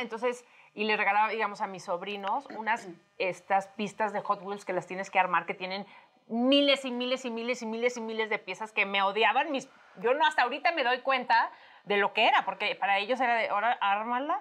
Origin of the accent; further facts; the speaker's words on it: Tamaulipas, Mexico; now in Mexico City, Mexico; Yo soy de Tamaulipas